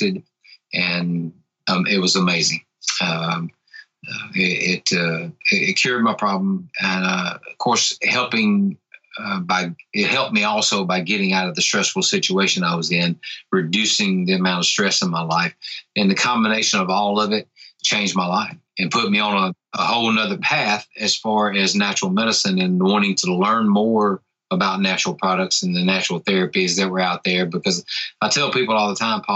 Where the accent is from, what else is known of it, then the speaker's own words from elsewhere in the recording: Tupelo, Mississippi, United States; I am from North Mississippi in the United States of America, in a little town called Tupelo